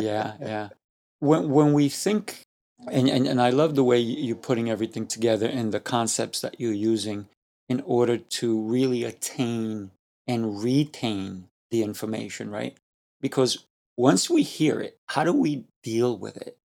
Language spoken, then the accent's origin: English; Colombia; I am Colombian. I, I was born in Colombia